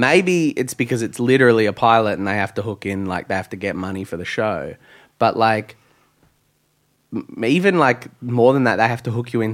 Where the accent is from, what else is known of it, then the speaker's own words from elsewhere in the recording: Australia; I'm Australian